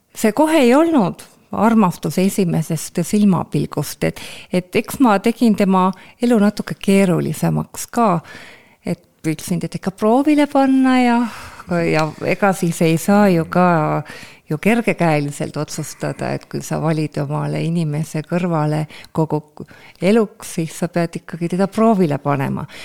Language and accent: Estonian; Elva, Tartu County, Estonia; sündisin Elvas, äh, Lõuna-Eestis, väike linn